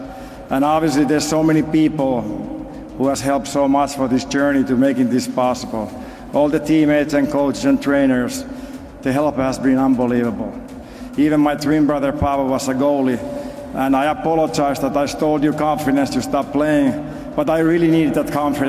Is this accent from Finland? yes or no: yes; Finland; English is a second language; moved away; When I was a little boy growing up in Finland